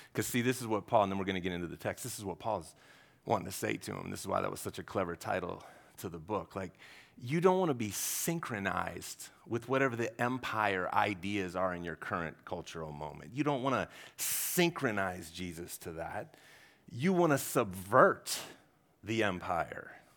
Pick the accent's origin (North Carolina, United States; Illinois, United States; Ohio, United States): Ohio, United States; I'm from Ohio. Yeah, we don't do altitude in Ohio.